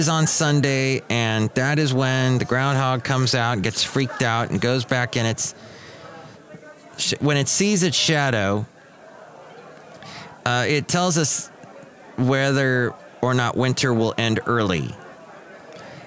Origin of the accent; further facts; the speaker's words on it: United States; I'm an American